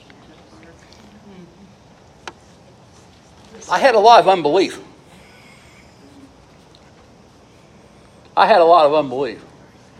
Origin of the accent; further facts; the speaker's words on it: Loveland, Ohio, United States; also born or lived in Goshen, Ohio; I was raised in Loveland, Ohio, country boy. Goshen, Ohio.